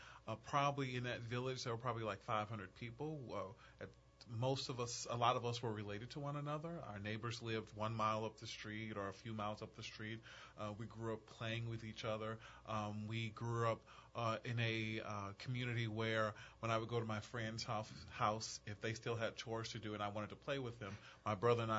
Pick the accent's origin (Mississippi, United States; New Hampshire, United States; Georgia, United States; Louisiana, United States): Louisiana, United States; Mount Olive, North; So I am from a little village called Mont Olive. Mont Olive is in North Louisiana. It's actually located in a town called Ruston, but it's so close to a town called Grambling